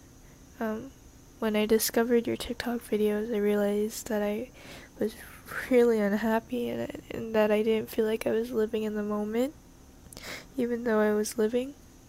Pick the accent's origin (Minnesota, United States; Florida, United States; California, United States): California, United States; Hi, I'm 15. I'm from California.